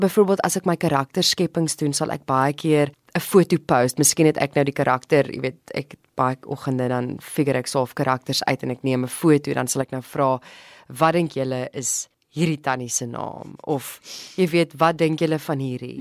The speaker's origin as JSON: {"language": "Afrikaans", "region": "Mpumalanga", "country": "South Africa", "tie": "born or raised there", "also_born_or_lived": "Standerton / Ermelo / Stellenbosch", "moved": "as an adult", "lives_now": "Cape Town, South Africa", "said": "ek is gebore in Standerton tussen die kosmosse. Ek het groot geword in Mpumalanga en ek was in hoërskool Ermelo gewees van standaard 6 tot matriek in die koshuis."}